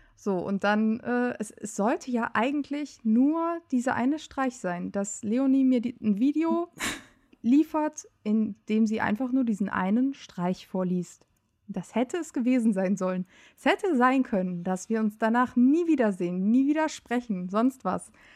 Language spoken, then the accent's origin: German; Euskirchen, North Rhine-Westphalia, Germany; moved away as an adult; now in Cologne, Germany; ich komme äh, aus Euskirchen. In Euskirchen bin ich groß geworden